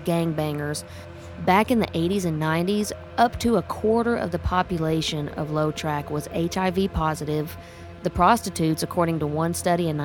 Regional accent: Oklahoma, United States; I grew up in Oklahoma in the country

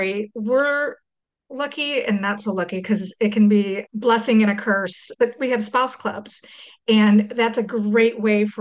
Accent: St. Louis, Missouri, United States; moved away as an adult; I went to college in my hometown.

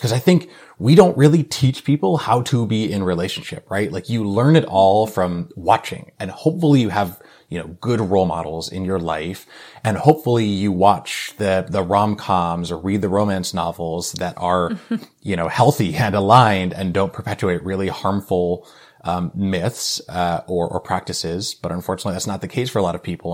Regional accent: New England, United States; moved away as an adult; also born or lived in New York City; now in Bay Area, California, United States; I was born and raised in New England

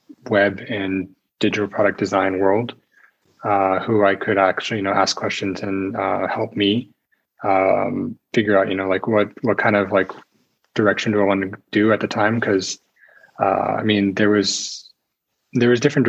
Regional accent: United States; moved away as an adult; now in Czech Republic; I'm an American learning Czech.

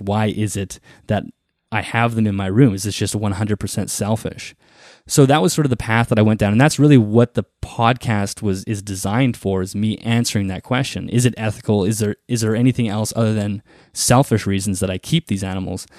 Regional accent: Manitoba, Canada; I grew up, you know, sort of on a farm in Canada. I'm from Canada, for those who don't know, in the province of Manitoba, and I live in the prairies.

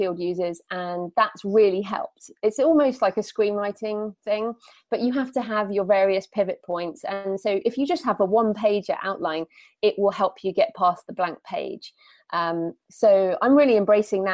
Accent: United Kingdom; Being British

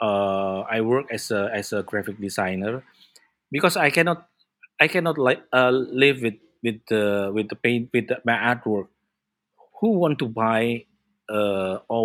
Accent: Blitar, East Java, Indonesia; moved away as an adult; also born or lived in Yogyakarta; now in Jakarta, Indonesia; I'm originally from East Java, from Blitar. That's my hometown.

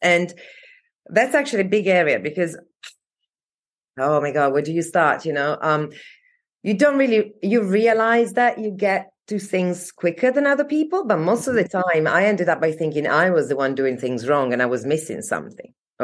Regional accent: Italy; moved away as an adult; also born or lived in Denver, United States / Paris / New York / Padua; now in London, United Kingdom; I was born in Italy, and then when I was 17, I went to the US in Colorado, in Denver, actually, for a year abroad

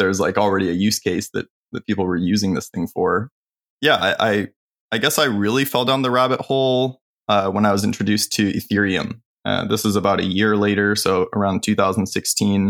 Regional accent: California, United States; I grew up in California

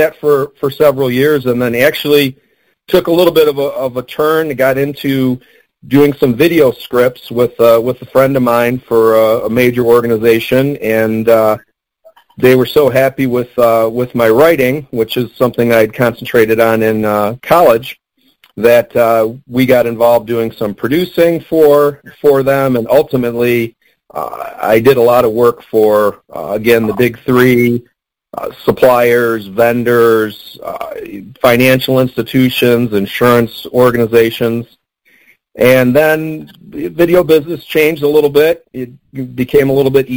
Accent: Detroit, Michigan, United States; I'm from the Detroit area

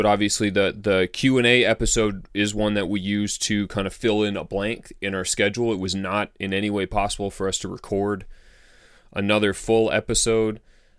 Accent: Canada; we made it to 10 degrees, which is pretty far south for a Canadian.

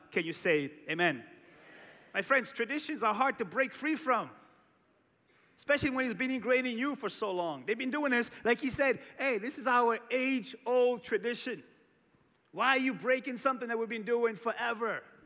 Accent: Cape Verde; Growing up in Cape Verde, we had this tradition around Christmas

